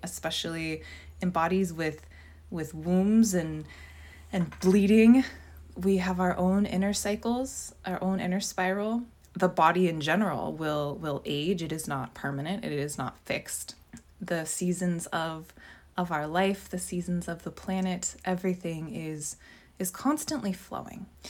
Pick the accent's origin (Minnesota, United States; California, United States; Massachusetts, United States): California, United States; Southern; moved away; I'm from Southern California, and while I don't live there now